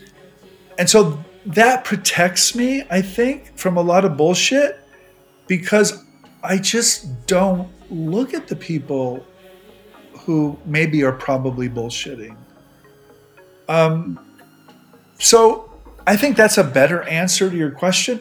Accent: Nebraska, United States; moved away; I grew up in Nebraska

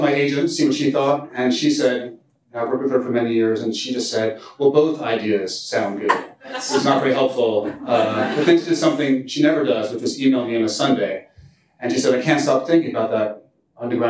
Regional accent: New York, United States; I grew up in New York

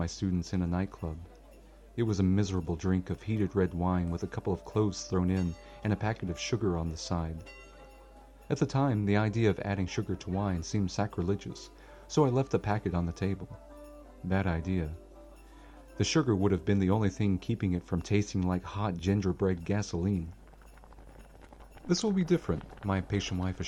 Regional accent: United States; moved away as an adult; now in Slovakia; I am an American after all.

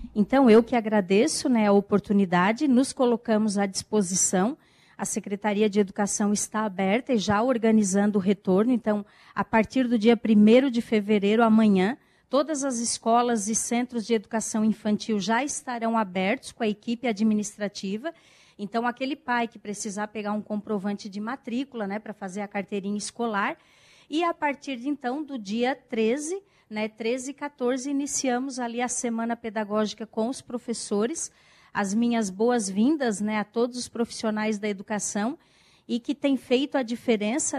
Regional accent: Balneário Rincão, Santa Catarina, Brazil; Sou aqui do Balneário Rincão

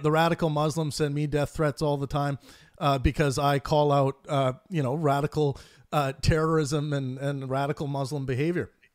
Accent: Kootenay region of British Columbia, Canada; now in Vancouver, Canada; I grew up in the Kootenai region of British Columbia

